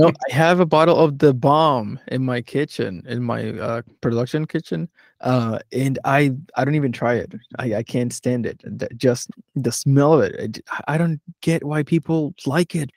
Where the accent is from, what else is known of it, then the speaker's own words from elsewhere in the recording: Philadelphia, Pennsylvania, United States; I'm from Philadelphia, I was in New Mexico